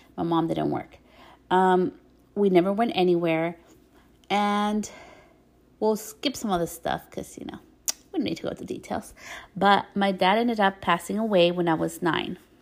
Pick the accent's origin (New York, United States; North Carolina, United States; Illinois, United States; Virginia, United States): New York, United States; When I was born, I was born in the States, in New York